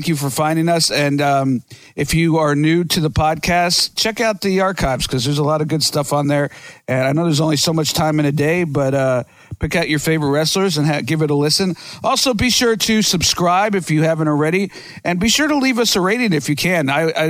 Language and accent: English; South Florida, United States; Yeah, I grew up in South Florida.